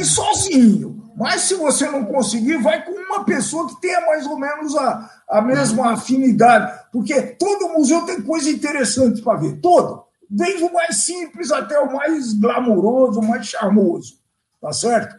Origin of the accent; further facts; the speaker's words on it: Brazil; eu sou brasileiro